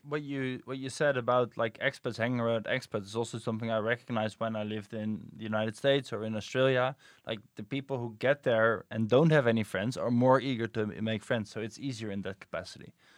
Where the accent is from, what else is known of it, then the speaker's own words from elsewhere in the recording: Netherlands; we as Dutch people